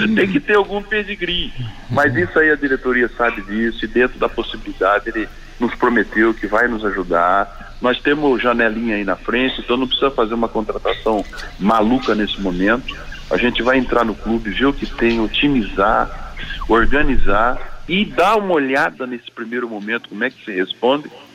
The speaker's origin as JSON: {"language": "Portuguese", "town": "Londrina", "region": "Paraná", "country": "Brazil", "said": "eu sou londrinense"}